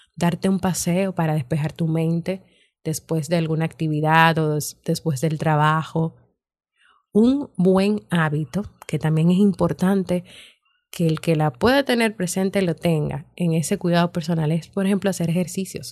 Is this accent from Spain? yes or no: no; Dominican Republic; mi país, República Dominicana